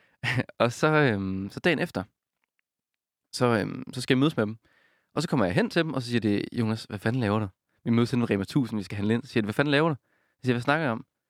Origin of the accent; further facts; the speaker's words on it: Denmark; jeg er fra Jylland